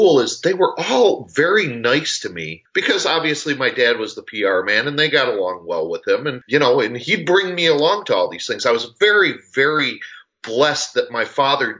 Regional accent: Chicago, Illinois, United States; moved away as an adult; now in California, United States; I grew up in Chicago and moved here about 7 years ago.

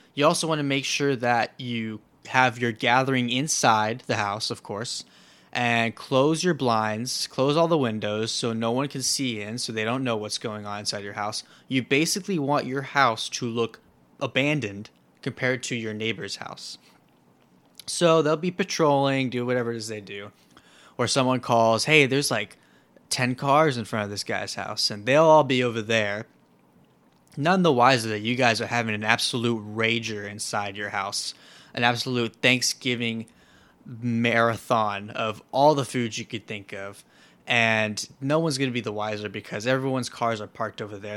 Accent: Florida, United States; Florida, my home state

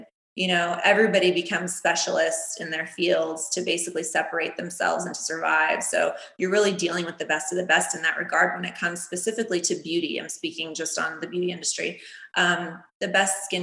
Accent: Cocoa Beach, Florida, United States; also born or lived in New York; now in Los Angeles, United States; When I was little, I grew up in Cocoa Beach, Florida, super sunny, hot all the time

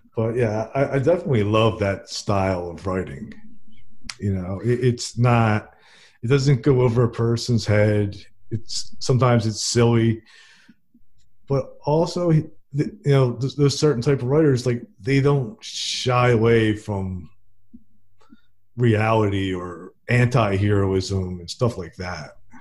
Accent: New Jersey, United States; now in Fairhope, United States; I'm from New Jersey and I live in Fairhope, Alabama

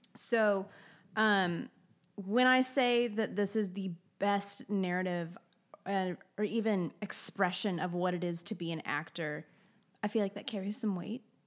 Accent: the South, United States; moved away; I'm from the South

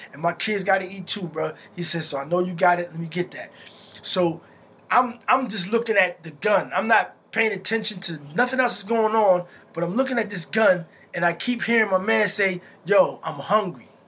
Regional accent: Morristown, New Jersey, United States; My family's from Morristown, so I consider myself a Morristonian because it's been so long now. Like my grandmother and I was raised in Morristown

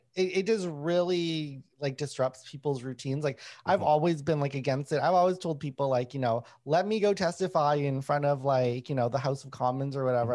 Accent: Winnipeg, Manitoba, Canada; when I was growing up in Winnipeg

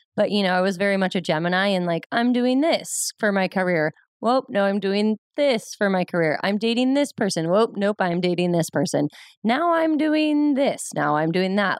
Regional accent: Ventura, California, United States; also born or lived in Pomona, California; I was born and raised in Ventura, California, and lived there my whole life until college

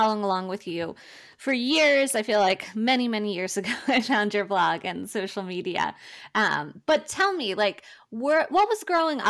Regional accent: Pennsylvania, United States; I'm obviously from Pennsylvania

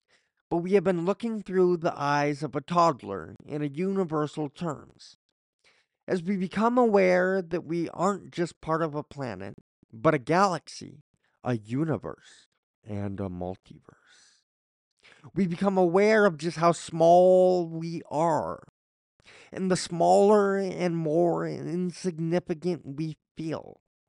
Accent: Coffs Harbour, New South Wales, Australia; I remember being in a car trip from my hometown of Coffs Harbour to Sydney with my parents when I was about 6 years old. I literally thought we were leaving Australia, because to me, Coffs Harbour was Australia.

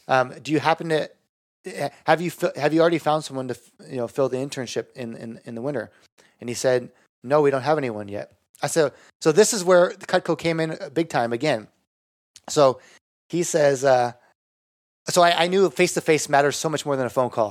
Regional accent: Bay Area, California, United States; I'm from the Bay Area

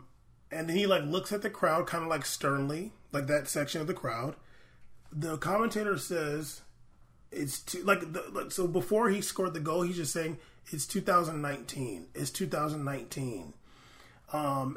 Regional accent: United States; We're American

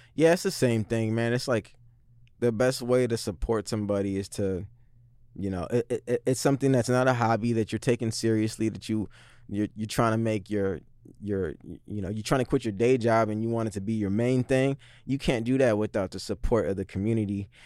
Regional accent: Seattle, Washington, United States; I grew up in the Central District, same as Vitamin.

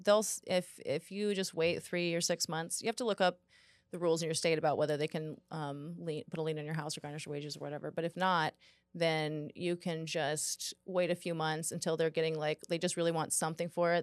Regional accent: Houston, Texas, United States; I was from Houston

